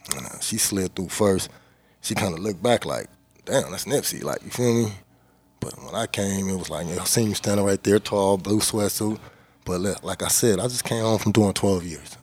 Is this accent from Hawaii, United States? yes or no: no; Inglewood, California, United States; where I'm from, uh, I'm from Inglewood, and uh, we on the north side of Inglewood